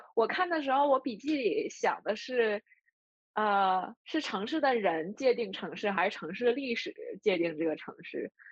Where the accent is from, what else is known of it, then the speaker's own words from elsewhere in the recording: a steel city in Northeast China, Liaoning, China; 我的老家作为东北的一个钢铁城市